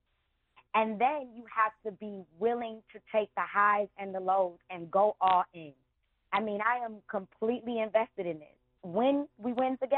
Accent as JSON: {"language": "English", "town": "Detroit", "region": "Michigan", "country": "United States", "tie": "born or raised there", "said": "I grew up in the city. I went to Cass Tech"}